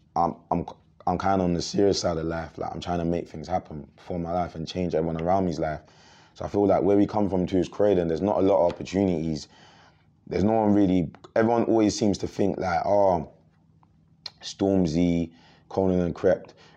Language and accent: English; Croydon, London, United Kingdom; we come from Croydon